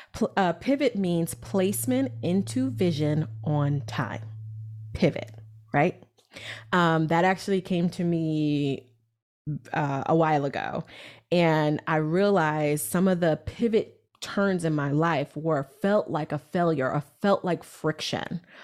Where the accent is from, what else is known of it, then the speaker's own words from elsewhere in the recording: New York City, New York, United States; I'm this girl from Brooklyn, New York.